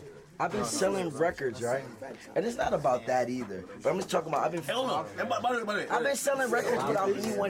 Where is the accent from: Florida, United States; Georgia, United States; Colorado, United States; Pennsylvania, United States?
Pennsylvania, United States; Philadelphia; I'm from Philly.